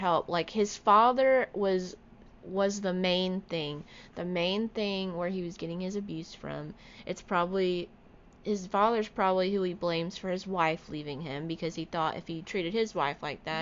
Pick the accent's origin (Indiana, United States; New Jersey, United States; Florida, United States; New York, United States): Florida, United States; I'm living and growing up in Florida, I have literally seen it all.